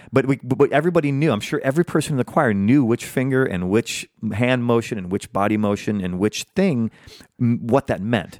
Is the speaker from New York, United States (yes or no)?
no; Iowa, United States; moved away; growing up in the Midwest